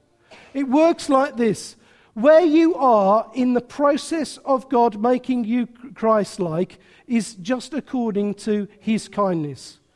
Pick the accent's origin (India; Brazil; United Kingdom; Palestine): United Kingdom; England; we're very English